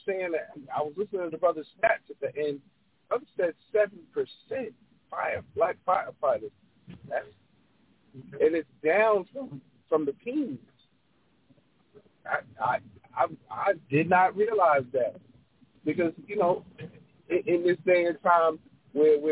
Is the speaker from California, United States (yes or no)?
no; New York City, New York, United States; now in Atlanta, United States; growing up in New York